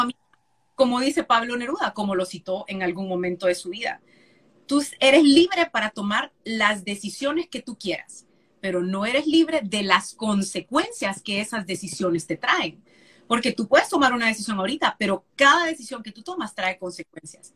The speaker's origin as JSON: {"language": "Spanish", "town": "San Pedro Sula", "region": "Cortés", "country": "Honduras", "tie": "born or raised there", "also_born_or_lived": "Tegucigalpa", "moved": "as an adult", "said": "Yo soy nacida en Tegucigalpa, pero criada en San Pedro"}